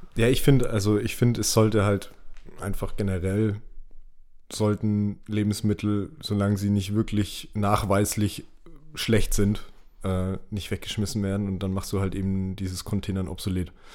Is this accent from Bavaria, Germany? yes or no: yes; Nuremberg, Bavaria, Germany; bei uns in Nürnberg